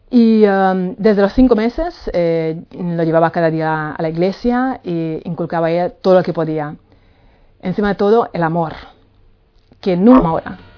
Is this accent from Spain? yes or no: yes; Palma de Mallorca, Balearic Islands, Spain; Nosotros somos de Palma de Mallorca y claro, ahí pues eh, hay muchísima gente en la calle, mucho sol, mucho turismo